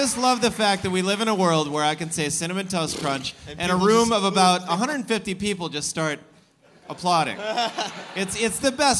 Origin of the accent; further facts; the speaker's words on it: South Dakota, United States; I was born and raised in South Dakota.